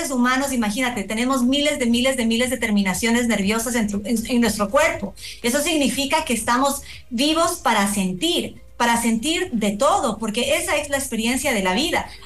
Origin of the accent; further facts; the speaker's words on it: Ecuador; nosotros como, como ecuatorianos y por supuesto todos nos hemos removido de, nuestra seguridad